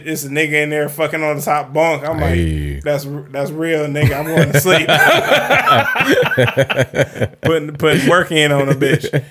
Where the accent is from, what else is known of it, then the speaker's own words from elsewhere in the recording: Detroit, Michigan, United States; let me be a nigga from Detroit, which is who I am. I'm a nigga from Detroit